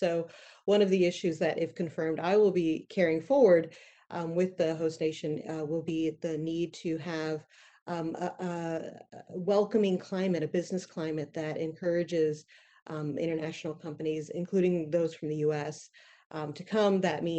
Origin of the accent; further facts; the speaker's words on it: Indiana, United States; moved away; I am originally from Indiana, a state with a proud agricultural tradition